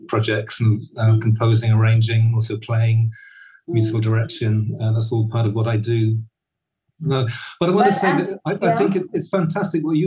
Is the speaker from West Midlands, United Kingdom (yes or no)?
yes; Birmingham, West Midlands, United Kingdom; also born or lived in Johannesburg, South Africa; most of my growing up time in or close to Birmingham, the middle of England